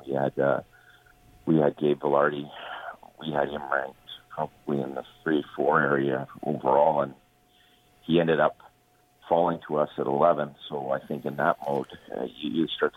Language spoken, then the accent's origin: English; Toronto, Ontario, Canada; now in Los Angeles, United States; growing up in Toronto